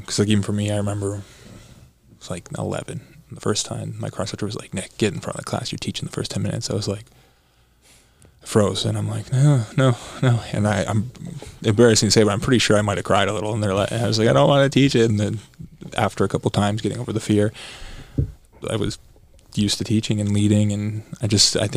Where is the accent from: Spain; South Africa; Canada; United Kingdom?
Canada; Burlington, Ontario; also born or lived in Los Angeles, United States; now in Toronto, Canada; I grew up in Canada. I was born in Burlington, Ontario